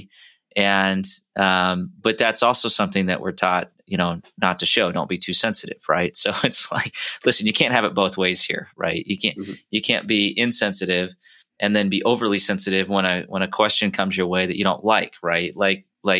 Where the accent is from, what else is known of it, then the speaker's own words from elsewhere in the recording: Iowa, United States; we come from the Midwest, you know, we have a saying called Iowa nice